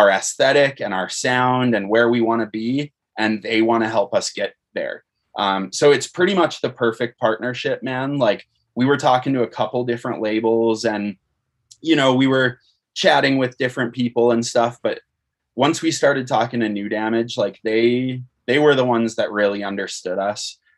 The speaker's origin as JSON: {"language": "English", "country": "Canada", "said": "Uh, also, it's interesting because being a Canadian band, uh, a lot of times it can be harder for an American band to sign a Canadian band."}